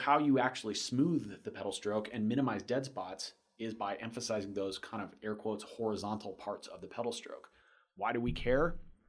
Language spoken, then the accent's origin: English; Florida, United States